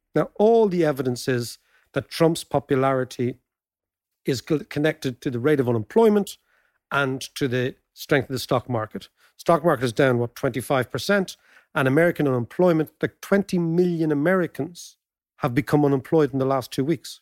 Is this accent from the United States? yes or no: no; Ireland; as Irish people